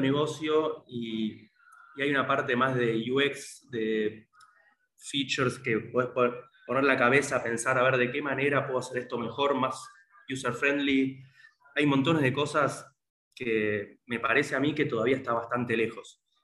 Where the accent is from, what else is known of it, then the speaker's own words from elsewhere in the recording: Argentina; somos todos argentinos